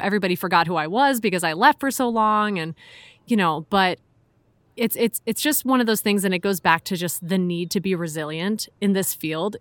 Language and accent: English; Chicago, Illinois, United States; moved away as an adult; also born or lived in Philadelphia / Hong Kong; I'm from Chicago originally, but I moved out to Philly for school.